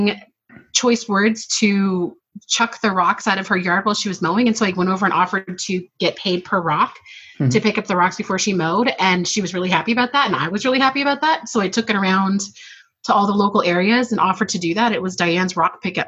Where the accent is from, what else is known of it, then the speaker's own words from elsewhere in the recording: outside of Seattle, Washington, United States; I grew up outside of Seattle